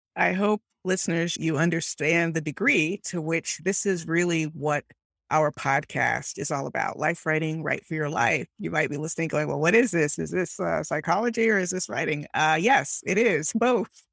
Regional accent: Miami, Florida, United States; I grew up in Miami

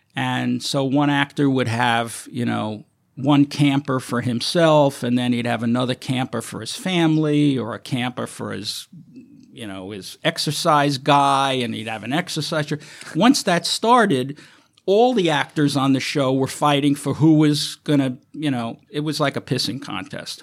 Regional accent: New York City, New York, United States; growing up in New York

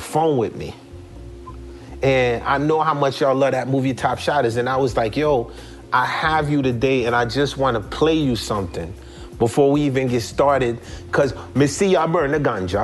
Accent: Atlanta, Georgia, United States; I come from Atlanta, you know, south side of Atlanta

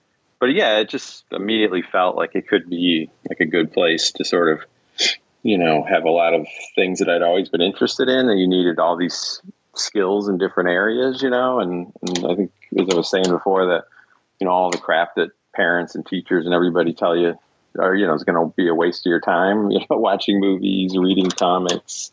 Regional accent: Ithaca, New York, United States; moved away as an adult; I went to Ithaca College, I grew up in Ithaca

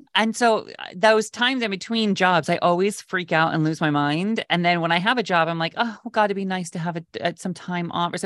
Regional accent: West Coast, United States; I grew up on the West Coast

